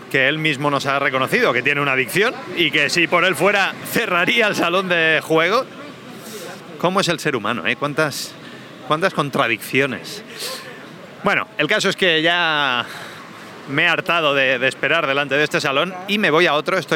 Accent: Badalona, Catalonia, Spain; No, eh, yo, yo, soy de Badalona

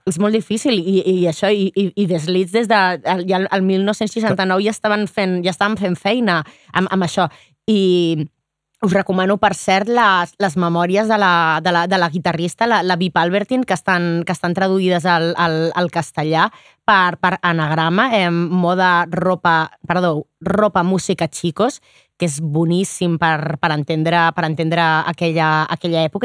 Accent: Barcelona, Catalonia, Spain; com a barcelonina

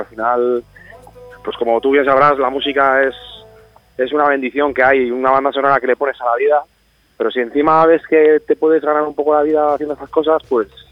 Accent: Aranda de Duero, Castile and León, Spain; Soy de Burgos, de Aranda de Duero.

